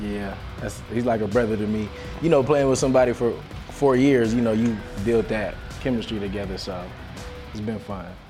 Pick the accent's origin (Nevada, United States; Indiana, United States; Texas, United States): Nevada, United States; Las Vegas; moved away as an adult; also born or lived in Ogden, Utah; now in Provo, United States; I was born and raised in Las Vegas